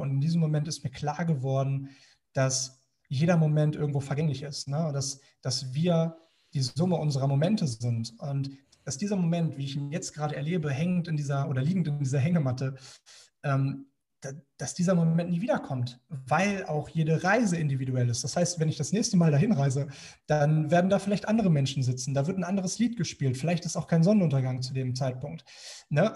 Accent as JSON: {"language": "German", "country": "Germany"}